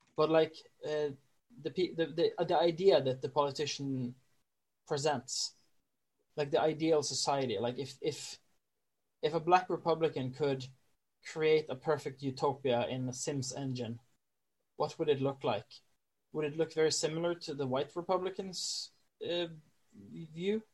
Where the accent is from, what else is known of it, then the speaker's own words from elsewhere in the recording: Norway; i'm a norwegian